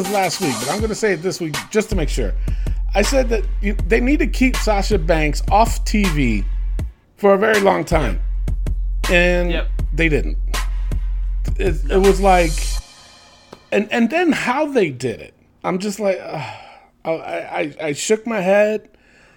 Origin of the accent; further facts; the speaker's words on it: New York, United States; now in Las Cruces, United States; I'm from New York.